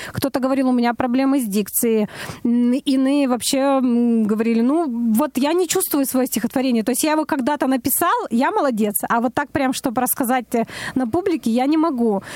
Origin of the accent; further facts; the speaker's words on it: Perm, Perm Krai, Russia; я из Перми родом